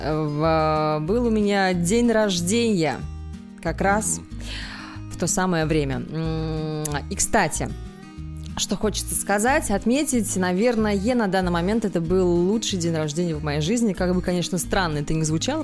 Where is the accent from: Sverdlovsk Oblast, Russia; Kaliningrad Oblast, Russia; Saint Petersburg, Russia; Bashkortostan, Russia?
Kaliningrad Oblast, Russia; Kaliningrad; я из Калининграда